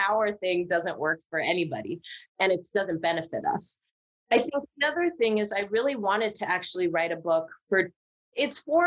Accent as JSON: {"language": "English", "area": "Marin County", "region": "California", "country": "United States", "said": "I'm from Marin County"}